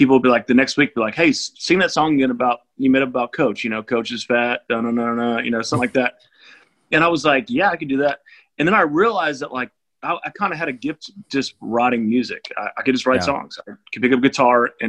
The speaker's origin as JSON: {"language": "English", "town": "Houston", "region": "Texas", "country": "United States", "tie": "born or raised there", "also_born_or_lived": "Austin, Texas / Los Angeles / Nashville", "said": "born and raised Houston, Texas. That's where I'm at right now."}